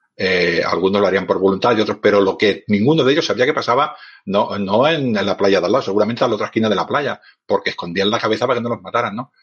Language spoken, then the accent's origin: Spanish; Barcelona, Catalonia, Spain; yo soy un hombre de ciudad, soy de Barcelona